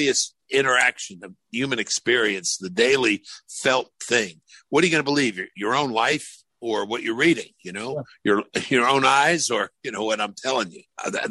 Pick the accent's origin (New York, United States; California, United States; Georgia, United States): New York, United States; moved away; what I grew up with in New York